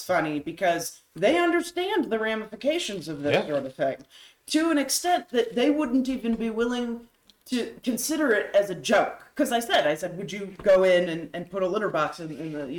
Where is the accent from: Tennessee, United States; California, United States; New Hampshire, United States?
New Hampshire, United States; I was raised in New Hampshire